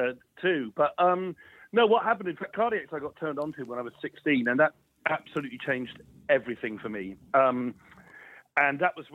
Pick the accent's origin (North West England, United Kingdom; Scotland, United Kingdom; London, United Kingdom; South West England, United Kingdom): South West England, United Kingdom; Plymouth; where I was growing up in Plymouth.